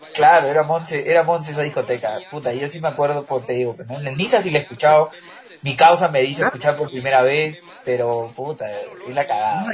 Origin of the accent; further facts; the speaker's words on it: Peru; now in Mexico; estando aquí en México, yo me sentía triste y decía, "Quiero sentirme en mi país"